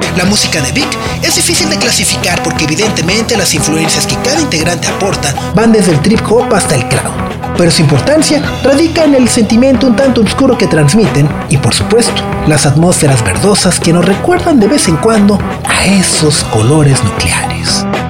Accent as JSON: {"language": "Spanish", "country": "Mexico", "said": "nosotros como mexicanos"}